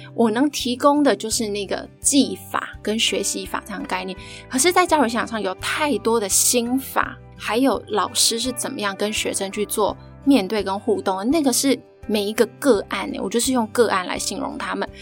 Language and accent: Chinese; Taiwan; 其实我也其实就是土生土长的台湾人啊，然后我就是念公立的小学啊，国小、国中、高中的大学这样